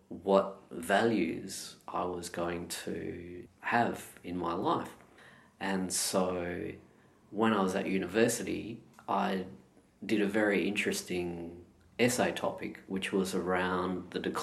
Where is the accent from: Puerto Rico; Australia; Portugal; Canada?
Australia; Perth, Western Australia; now in Melbourne, Australia; I was born and raised in Perth